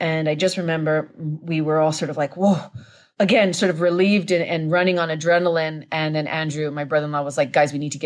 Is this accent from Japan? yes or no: yes; Japan; We grew up in Japan